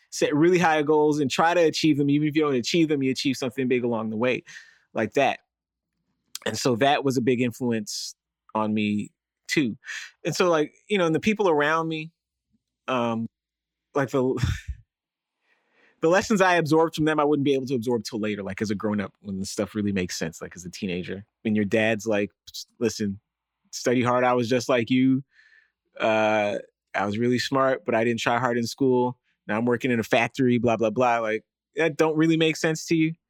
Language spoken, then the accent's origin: English; Toronto, Ontario, Canada; also born or lived in United States; we were black and American in Canada